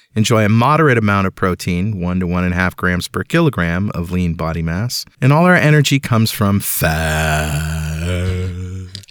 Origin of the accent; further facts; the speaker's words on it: Mystic, Connecticut, United States; That's my hometown